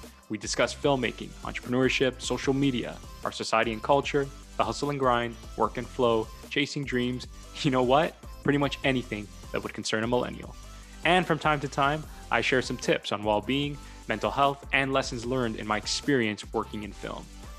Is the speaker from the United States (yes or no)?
no; Toronto, Ontario, Canada; welcome to the Corner Talks podcast. I'm a filmmaker from Toronto